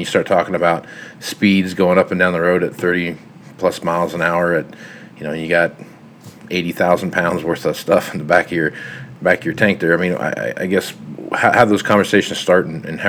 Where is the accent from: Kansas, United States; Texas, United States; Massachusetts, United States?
Kansas, United States; now in Nebraska, United States; I grew up in Kansas